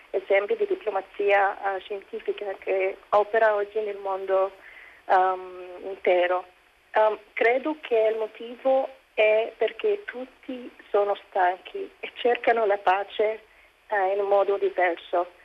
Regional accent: Egypt; sono egiziana, musulmana e scienziata nel discorso di TEDx

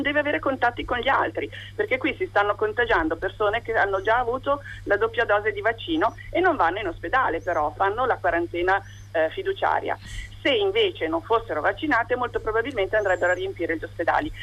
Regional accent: Varese, Lombardy, Italy; di Varese, sono di Varese

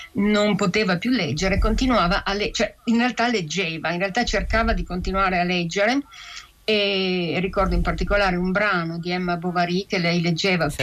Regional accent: Piedmont, Italy; mia madre è cresciuta in una cultura e in una lingua, che era il nostro dialetto piemontese

